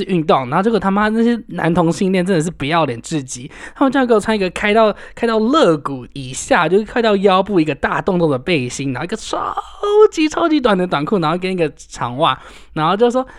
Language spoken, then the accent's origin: Chinese; Taiwan; 我们台湾人都想要嫁去，或者是就是跑去美国拿个绿卡，